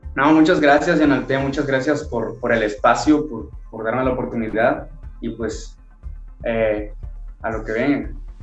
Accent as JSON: {"language": "Spanish", "town": "Tonalá", "region": "Chiapas", "country": "Mexico", "tie": "born or raised there", "also_born_or_lived": "Tuxtla Gutiérrez, Chiapas", "said": "Yo nací en la ciudad de Tuxtla Gutiérrez, Chiapas, pero radico en Tonalá, Chiapas, es mi, mi ciudad natal"}